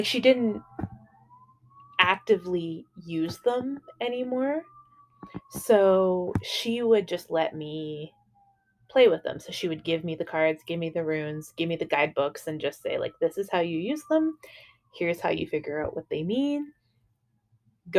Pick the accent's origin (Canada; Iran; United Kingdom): Canada; also born or lived in Dublin, Ireland; I was baptized in Dublin, and then I was raised in Canada.